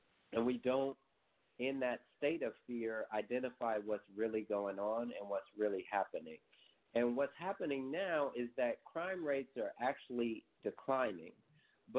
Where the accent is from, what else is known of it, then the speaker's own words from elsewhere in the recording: Oakland, California, United States; growing up in East Oakland